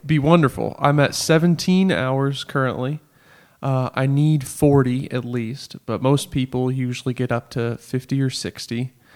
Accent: Murfreesboro, Tennessee, United States; I'm from Murfreesboro

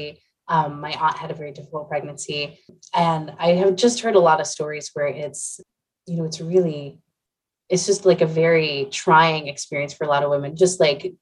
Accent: Central Pennsylvania, United States; I'm from Central Pennsylvania

